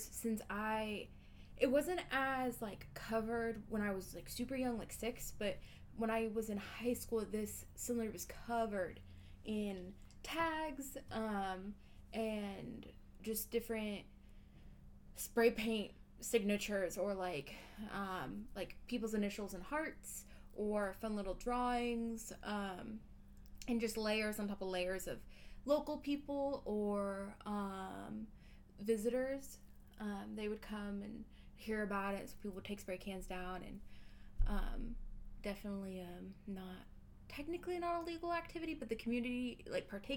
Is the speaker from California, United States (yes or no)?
no; Anchorage, Alaska, United States; also born or lived in Fairbanks, Alaska; I'm originally from Anchorage, Alaska, which is in the south central region of Alaska